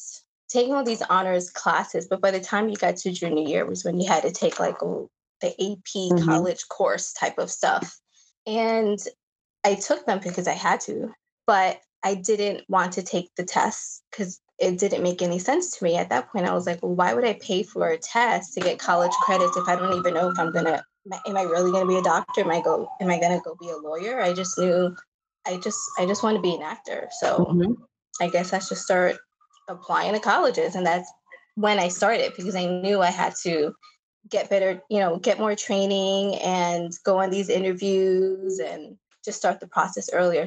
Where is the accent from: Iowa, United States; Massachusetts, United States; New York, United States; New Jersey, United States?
New York, United States; Long Island; I lived, I grew up on Long Island